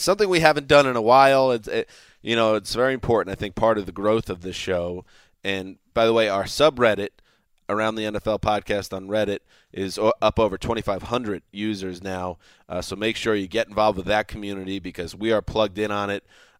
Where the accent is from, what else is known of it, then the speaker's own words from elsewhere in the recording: New York, United States; New York, my home state